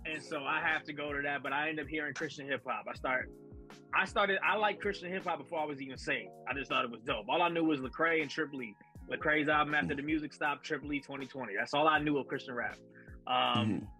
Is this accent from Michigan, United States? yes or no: no; Chicago, Illinois, United States; I'm from Chicago as well. My town born and raised. Um, north side of Chicago